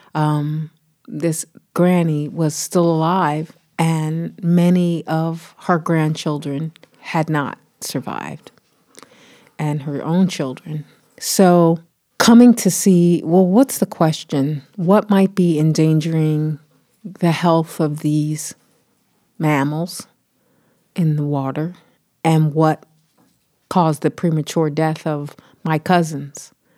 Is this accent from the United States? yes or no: yes; Philadelphia, Pennsylvania, United States; I grew up on the East Coast in Philly